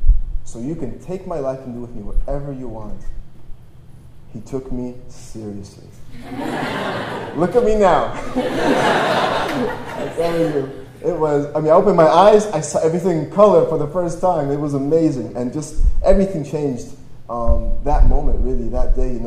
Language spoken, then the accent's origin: English; Toronto, Ontario, Canada; also born or lived in Poland / Austria; I was born in Poland. When I was 6 years old, my family escaped and moved to Austria for a few months, and then we moved to Toronto, Canada, and that's where I grew up.